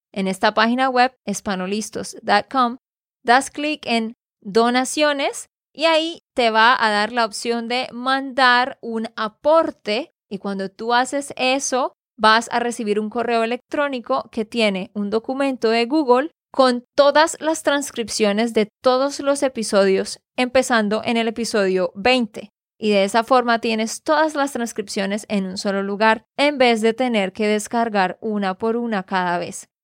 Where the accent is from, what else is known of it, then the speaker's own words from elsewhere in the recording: Santander, Colombia; de Santander, Colombia